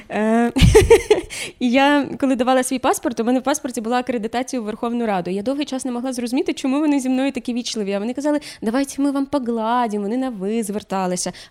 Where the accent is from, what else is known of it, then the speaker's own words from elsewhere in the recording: Chernivtsi, Chernivtsi Oblast, Ukraine; also born or lived in Sievierodonetsk; now in Kyiv, Ukraine; Я з Чернівців.